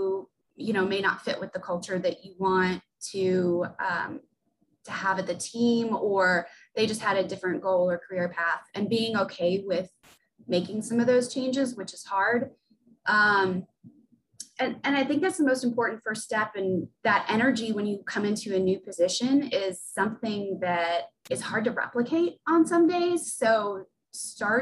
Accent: the South, United States; also born or lived in Sacramento / Birmingham; now in Gwinnett, United States; I'm a Southern girl and I missed being in the South

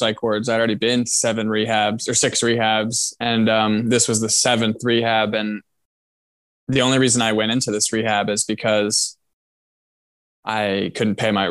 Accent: New Jersey, United States; moved away as an adult; also born or lived in Vermont; now in New Hampshire, United States; I'm from New Jersey, and I went to college in Vermont

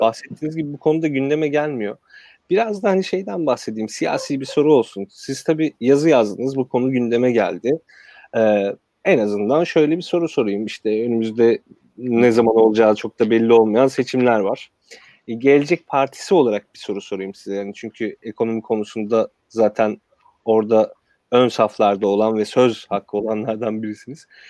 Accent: Kırıkkale, Turkey; Kırıkkale'de doğdum, büyüdüm.

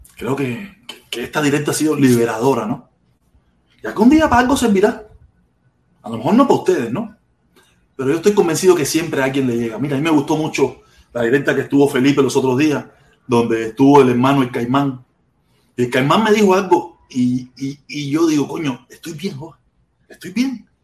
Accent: Cuba; moved away; Yo salí de Cuba con mucho, mucho, mucho odio

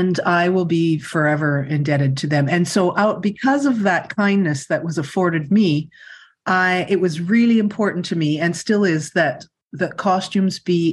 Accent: Winnipeg, Manitoba, Canada; I grew up in Winnipeg

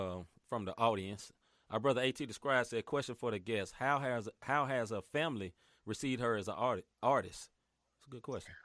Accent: Memphis, Tennessee, United States; now in St. Louis, United States; I'm a person that's not originally from St. Louis. I'm originally from Memphis.

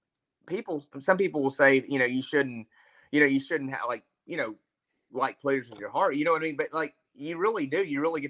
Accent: Memphis, Tennessee, United States; I'm from Memphis

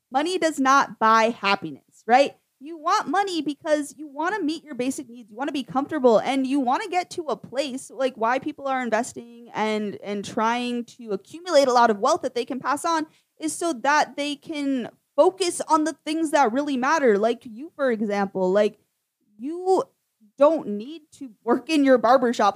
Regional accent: Lewiston, Maine, United States; moved away; I grew up for part of my upbringing in Lewiston, Maine

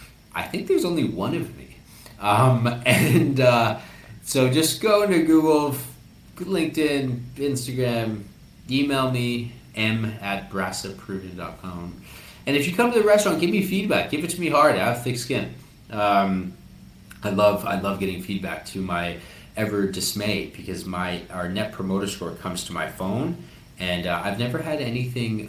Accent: Canada; also born or lived in Peru; I am Canadian Peruvian.

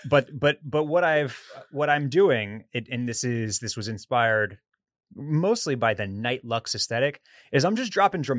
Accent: Texas, United States; as a born and raised Texas boy

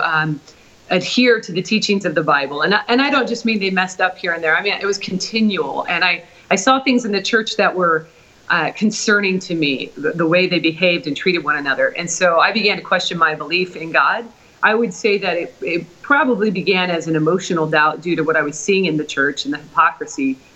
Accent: Portland, Oregon, United States; moved away; also born or lived in Oklahoma; Originally, I'm from Portland, Oregon.

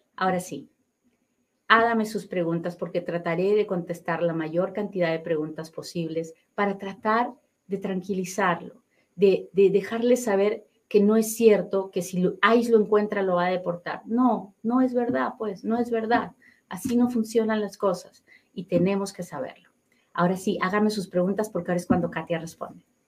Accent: Peru; now in United States; yo soy bien peruana

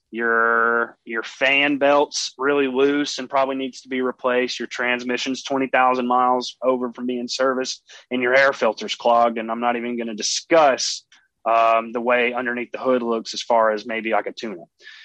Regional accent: East Coast, United States; moved away; I'm from the East Coast.

